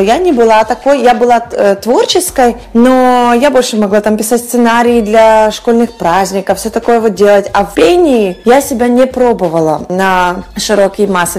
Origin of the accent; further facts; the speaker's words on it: Western Ukraine, Ukraine; moved away as an adult; also born or lived in Kyiv; now in Miami, United States; Я выросла на Западной Украине, где о Боге знает практически каждый